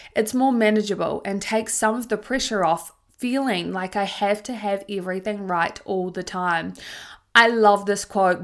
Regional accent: Tauranga, Bay of Plenty, New Zealand; When I was a teenager growing up in Tauranga, New Zealand

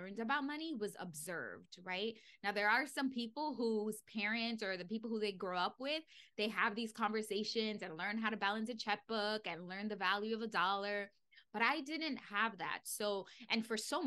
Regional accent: New York City, New York, United States; I grew up in the Bronx. It is the poorest borough in New York City.

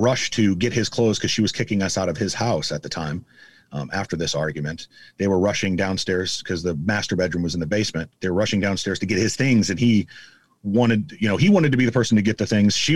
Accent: Omaha, Nebraska, United States; born and raised in Omaha, went to 11 public schools in 13 years and graduated from Benson High School

